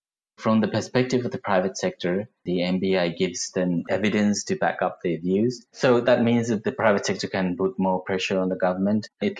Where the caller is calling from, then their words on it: Yangon, Yangon Region, Myanmar; I'm speaking from Yangon, Myanmar.